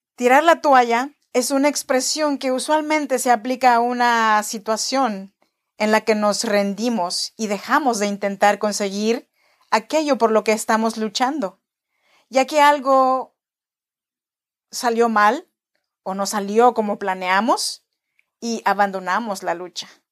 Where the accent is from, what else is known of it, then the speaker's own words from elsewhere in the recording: Oaxaca, Mexico; now in Sacramento, United States; Yo soy nacida en Oaxaca, México, en la región chinanteca